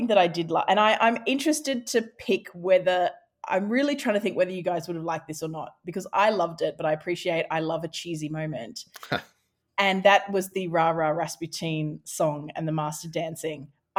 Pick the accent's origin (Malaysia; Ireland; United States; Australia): Australia; Highfalutin literary wordsmithing to my, I'm Australian.